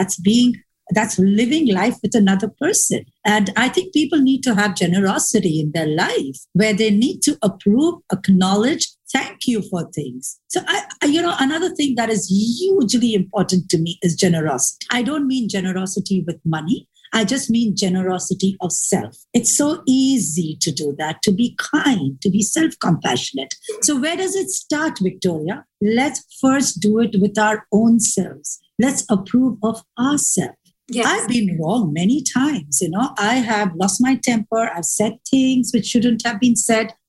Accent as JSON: {"language": "English", "region": "Dubai", "country": "United Arab Emirates", "said": "I was from Dubai"}